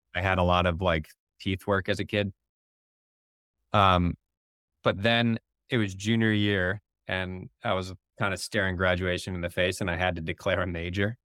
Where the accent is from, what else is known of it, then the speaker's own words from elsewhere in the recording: Barrington, Illinois, United States; also born or lived in West Coast; now in Chicago, United States; I grew up in the Northwest burbs in Barrington